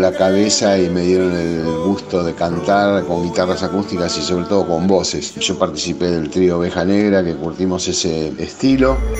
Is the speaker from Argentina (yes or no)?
yes; Argentina; músico argentino